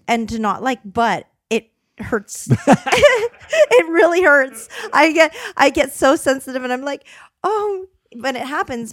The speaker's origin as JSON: {"language": "English", "country": "Canada", "tie": "born or raised there", "moved": "yes", "said": "I grew up in Canada"}